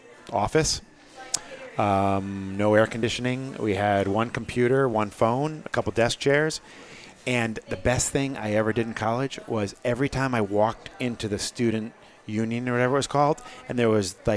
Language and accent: English; Portsmouth, New Hampshire, United States; Growing up in Portsmouth, New Hampshire, I really liked Portsmouth.